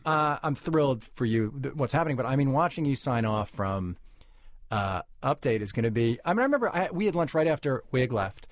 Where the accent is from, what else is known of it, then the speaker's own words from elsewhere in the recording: New York City, New York, United States; I was born in New York City to a cigar-smoking Jewish music publisher father